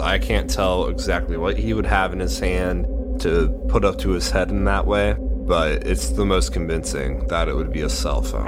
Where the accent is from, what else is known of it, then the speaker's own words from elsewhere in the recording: United States; I am American.